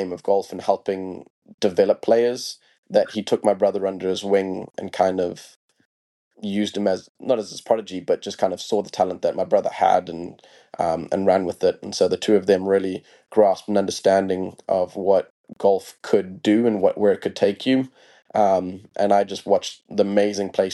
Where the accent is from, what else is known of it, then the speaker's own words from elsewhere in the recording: Harare, Zimbabwe; I born and raised in Harare, Zimbabwe